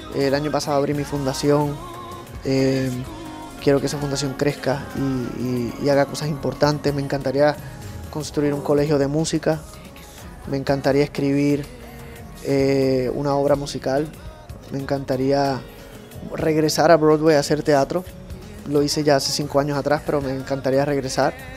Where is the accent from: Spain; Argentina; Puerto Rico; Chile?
Puerto Rico; de donde yo nací, que es una islita muy alegre, muy rítmica, que es Puerto Rico.